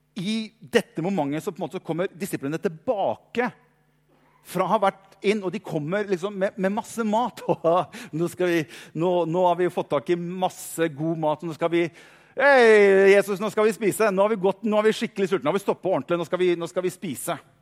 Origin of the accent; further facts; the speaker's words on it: Norway; vi er pastor fra Norge, langt unna